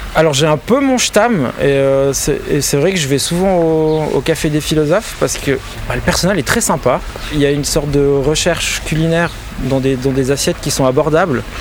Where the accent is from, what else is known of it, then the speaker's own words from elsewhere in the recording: Valais, Switzerland; moved away as an adult; also born or lived in Vevey; now in Lausanne, Switzerland; j'ai grandi en Valais, dans le Chablais valaisan